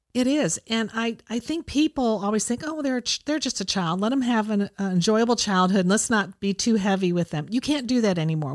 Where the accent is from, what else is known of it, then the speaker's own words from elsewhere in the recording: Ohio, United States; growing up in Ohio, I had the seasons